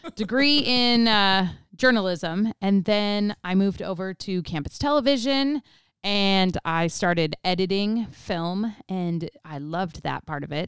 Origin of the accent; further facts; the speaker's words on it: Colorado, United States; grew up in Colorado